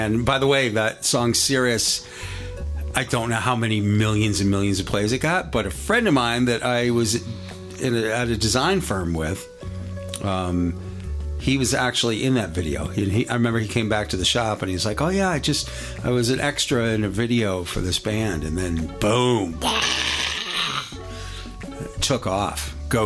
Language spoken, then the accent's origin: English; New England, United States; also born or lived in Las Vegas, Nevada; now in Minnesota, United States; I grew up in New England